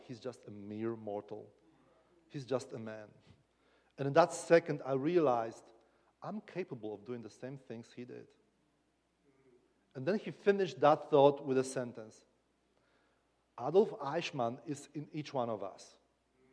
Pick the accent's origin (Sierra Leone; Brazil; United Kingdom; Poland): Poland; Kraków, Lesser Poland; accent: Polish; English is a second language; I come from Kraków